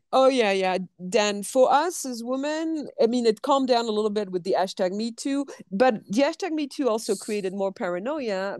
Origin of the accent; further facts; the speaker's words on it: France; accent: French; English is a second language; moved away; you're going to hear my French accent